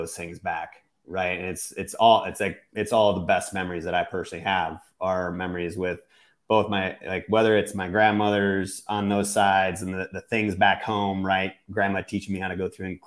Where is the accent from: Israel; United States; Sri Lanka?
United States; Exeland, Wisconsin; now in Missouri, United States; It was Exland, Wisconsin, to be exact